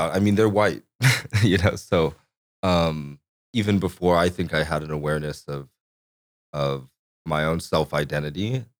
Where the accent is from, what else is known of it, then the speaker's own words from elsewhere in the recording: Corpus Christi, Texas, United States; born there; I was born in Corpus Christi.